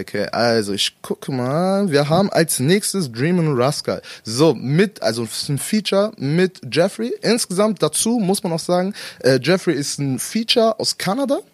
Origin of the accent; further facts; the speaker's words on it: Salzgitter, Lower Saxony, Germany; wir sind in Salzgitter damals zusammen ja, aufgewachsen